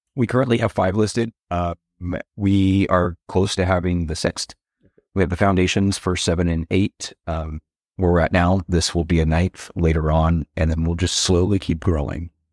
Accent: Waco, Texas, United States; I was born in Waco

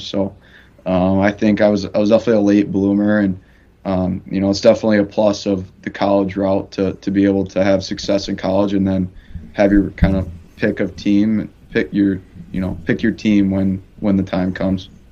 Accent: Chicago, Illinois, United States; moved away; I'm from Chicago

